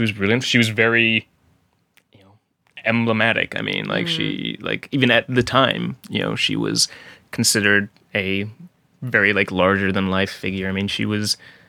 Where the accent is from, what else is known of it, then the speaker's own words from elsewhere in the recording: Virginia, United States; I grew up in Virginia, which is named after the Virgin Queen.